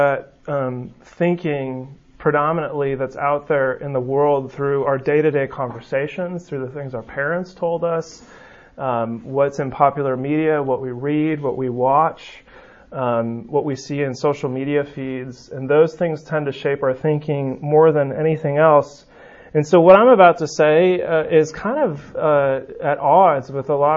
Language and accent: English; West Coast, United States; now in Birmingham, United States; where I grew up on the West Coast